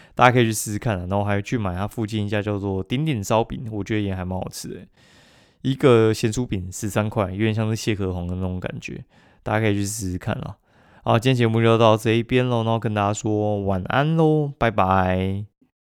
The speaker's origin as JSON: {"language": "Chinese", "town": "Kaohsiung", "country": "Taiwan", "said": "我高雄人去台南也是一个日常生活"}